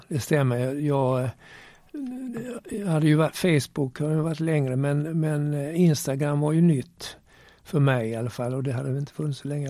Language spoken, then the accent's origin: Swedish; Malmö, Skåne, Sweden; accent: Scanian; also born or lived in Turku, Finland / Gävle / Gothenburg / Lund; Jag är född i Åbo i Finland. Eh, eh, men jag var bara ett år när vi flyttade till Sverige. Gävle, sen Göteborg och sen Malmö